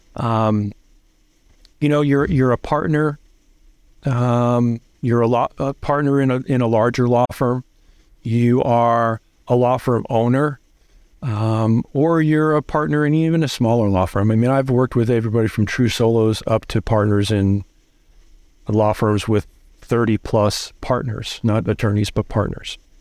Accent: New Jersey, United States; I grew up in Jersey

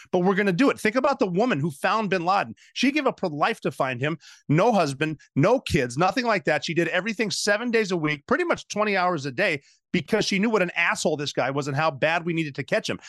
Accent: Butte, Montana, United States; my hometown of Butte, Montana

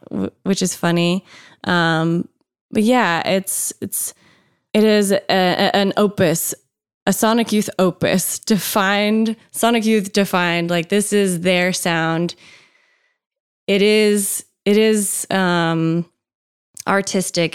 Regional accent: Tennessee, United States; I'm from Tennessee

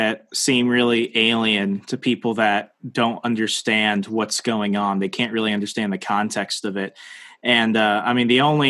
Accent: Arizona, United States; growing up in Arizona, you know, a few miles away from the U.S.-Mexican border

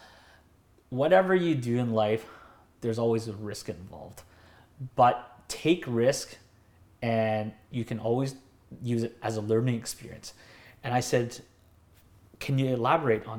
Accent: Delta, British Columbia, Canada; also born or lived in North Burnaby; now in Burnaby, Canada; I grew up in North Delta, and now I live in North Burnaby.

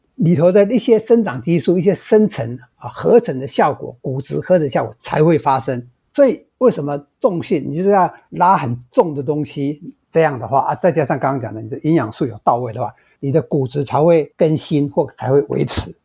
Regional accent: Taiwan; 我们台湾人

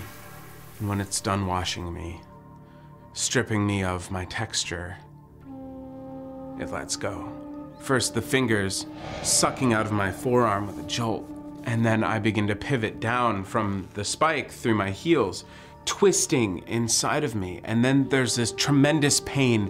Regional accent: United States; I grew up in New Jersey, Pennsylvania area

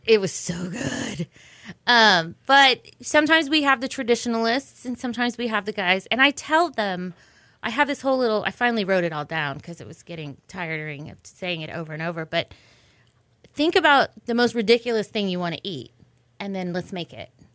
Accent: Dallas, Texas, United States; also born or lived in Wyoming / New York City; now in Houston, United States; I grew up in Dallas

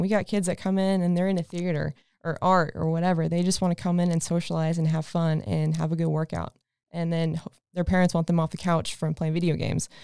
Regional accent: Texas, United States; moved away as an adult; I'm actually from Texas, been here for a little over a year now.

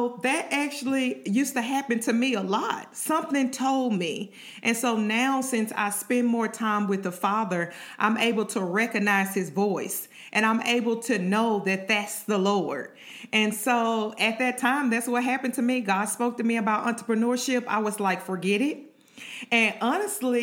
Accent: Shreveport, Louisiana, United States; my hometown Shreveport in the land. So that's where I went to high school.

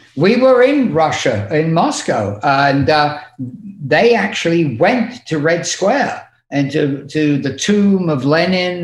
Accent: United Kingdom; one thing I have learned by being British is the art of actually insulting somebody

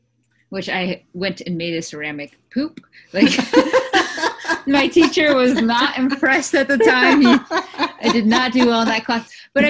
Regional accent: San Diego, California, United States; So I grew up in San Diego

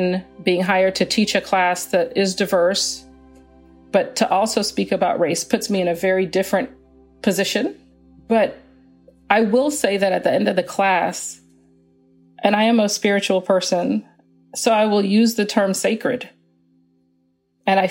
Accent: Atlanta, Georgia, United States; also born or lived in Canada; I was born in Canada, but I've grown up in the United States since I was 8 years old, in Atlanta since I was 8 years old

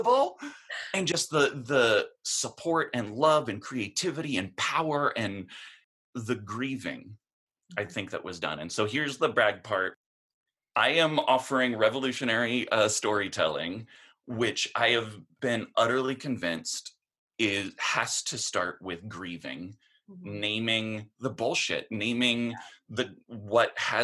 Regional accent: Portland, Oregon, United States; I'm from Portland, Oregon

